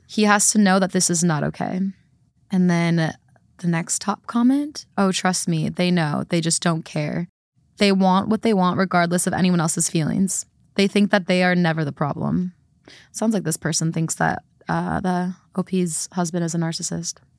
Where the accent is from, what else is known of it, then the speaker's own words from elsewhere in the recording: Midwest, United States; growing up in the Midwest